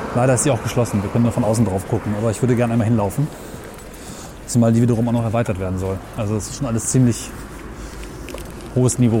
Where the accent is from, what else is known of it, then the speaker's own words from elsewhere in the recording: Weserbergland near Hameln, Lower Saxony, Germany; ich bin aufgewachsen im Weserbergland bei Hameln